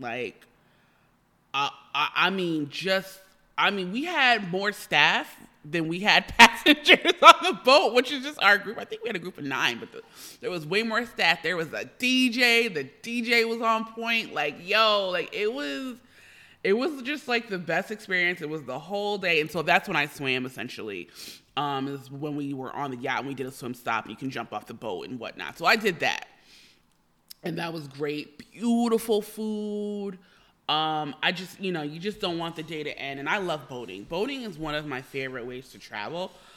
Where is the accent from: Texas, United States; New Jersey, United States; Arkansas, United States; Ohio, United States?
New Jersey, United States; moved away as an adult; also born or lived in New York / California; now in Los Angeles, United States; I'm originally from New Jersey. I was born, I'm a Jersey girl. I'm a small town girl. As I always like to say, New Jersey raised me